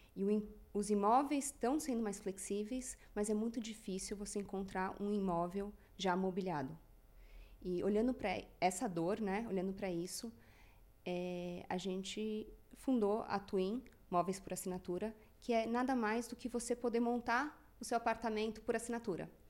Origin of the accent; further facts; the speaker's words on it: São Paulo, Brazil; tenho 37 anos, sou de São Paulo.